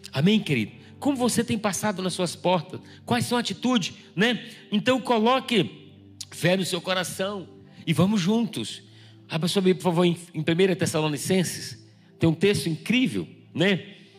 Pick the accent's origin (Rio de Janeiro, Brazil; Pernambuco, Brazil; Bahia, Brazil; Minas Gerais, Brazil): Bahia, Brazil; moved away; Eu vim da Bahia